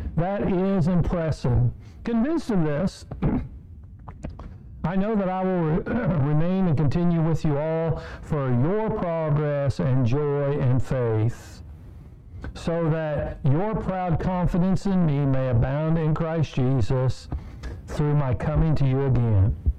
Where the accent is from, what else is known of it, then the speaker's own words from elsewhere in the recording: Kansas, United States; I grew up in Kansas